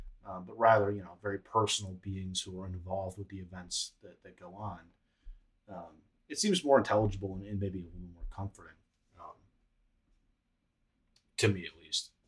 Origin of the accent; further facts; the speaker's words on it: United States; We grew up in America